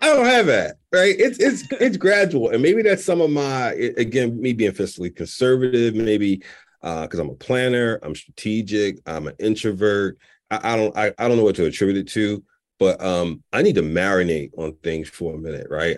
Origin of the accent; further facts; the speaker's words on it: Philadelphia, Pennsylvania, United States; moved away as an adult; also born or lived in Chicago; born and raised in Philly, had never moved until I got the job to Allstate.